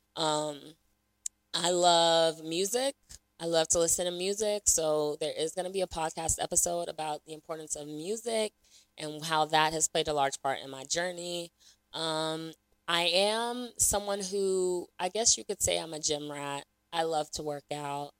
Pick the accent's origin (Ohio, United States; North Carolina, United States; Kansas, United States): North Carolina, United States; Raleigh; also born or lived in Lagos, Nigeria; I was born in Lagos, Nigeria, so shout out to Nigeria. you know the vibes. Um, I was raised in Raleigh, North Carolina